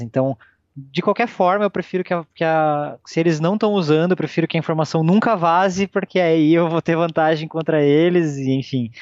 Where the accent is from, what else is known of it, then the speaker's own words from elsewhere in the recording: Brazil; nós que somos brasileiros